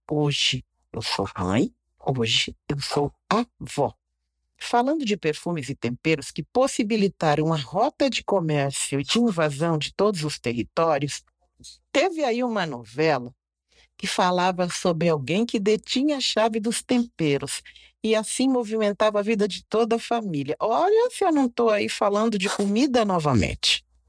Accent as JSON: {"language": "Portuguese", "country": "Brazil", "tie": "born or raised there", "said": "onde eu fui criada aqui na Taliba"}